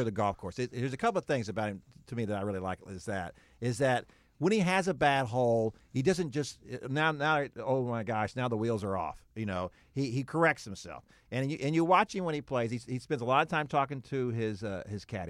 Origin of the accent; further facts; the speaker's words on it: Houston, Texas, United States; moved away; also born or lived in Dallas; I grew up in Houston